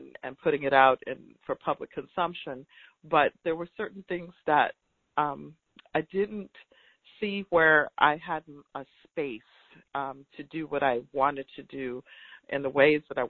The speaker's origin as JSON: {"language": "English", "town": "Tallahassee", "region": "Florida", "country": "United States", "tie": "born or raised there", "said": "I'm from Tallahassee, Florida. And so all of those places that people hear about connected to the movement are not far from where I was born and raised."}